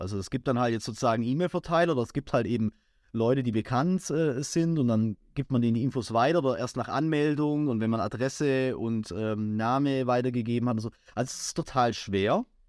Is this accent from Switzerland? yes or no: no; near Crailsheim, Baden-Württemberg, Germany; das ist jetzt nicht mein Heimatort, ich äh, komme jetzt aus der näheren Umgebung, aber ich arbeite in Kreilsheim